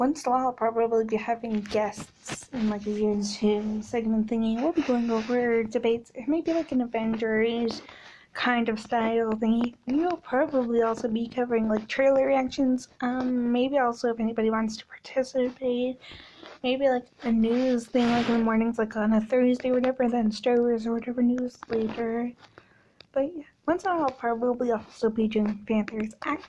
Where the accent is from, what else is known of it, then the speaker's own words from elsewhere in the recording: Canada; I'm 27 and I'm this and from Canada.